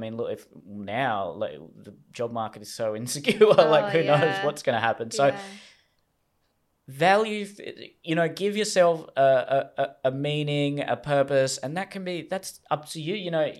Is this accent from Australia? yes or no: yes; Australia; So now it's, you know, being an Australian, patriotism was, I think, much more valued in previous generations compared to what it is now.